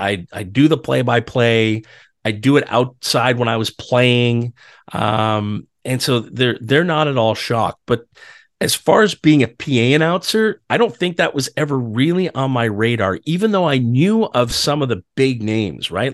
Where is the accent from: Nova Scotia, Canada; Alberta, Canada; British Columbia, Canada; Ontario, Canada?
Ontario, Canada; Ottawa; now in Toronto, Canada; I grew up in Ottawa.